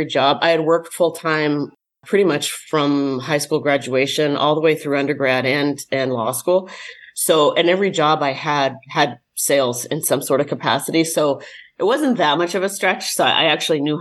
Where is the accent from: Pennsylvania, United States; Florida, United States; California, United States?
California, United States; Silicon Valley; now in Las Vegas, United States; I grew up in Silicon Valley